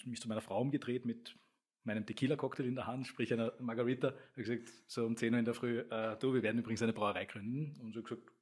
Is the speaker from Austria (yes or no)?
yes; Stammersdorf, Vienna, Austria; Ich komme aus Stammersdorf